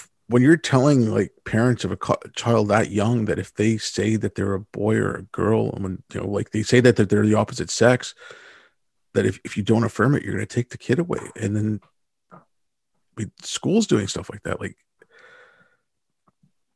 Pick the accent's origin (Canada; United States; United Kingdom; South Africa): Canada; Montreal, Quebec; I'm in Montreal right now.